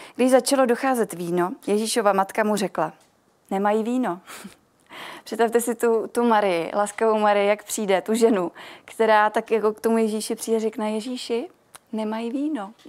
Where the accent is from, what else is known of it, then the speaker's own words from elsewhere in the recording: Milovice, Central Bohemian Region, Czechia; jsem z Milovic